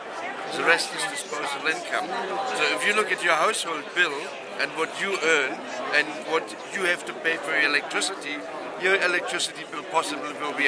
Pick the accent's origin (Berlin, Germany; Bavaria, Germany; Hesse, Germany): Berlin, Germany; moved away; also born or lived in East Germany; I was born in East Germany, and my parents resettled to West Berlin in 51, and we were very, very poor.